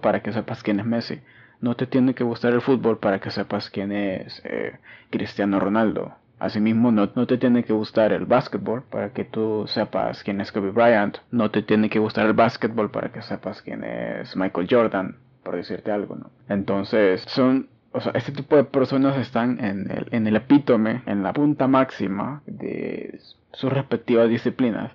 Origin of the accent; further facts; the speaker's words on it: El Salvador; en mi país, en El Salvador